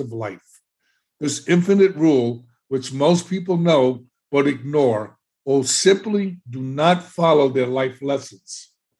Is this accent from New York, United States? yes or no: yes; New York City, New York, United States; moved away as an adult; now in Florida, United States; I was growing up in the South Bronx, in one of the best neighborhoods